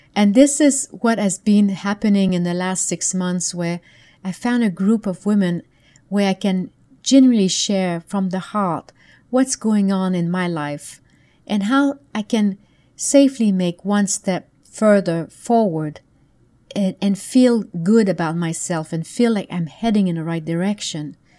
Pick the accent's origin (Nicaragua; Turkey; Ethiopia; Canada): Canada; moved away; back then I lived in Canada. I'm from Canada originally.